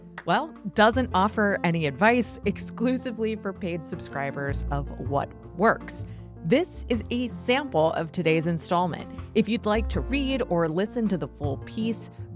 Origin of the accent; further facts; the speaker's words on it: United States; an American who has always lived in the U.S.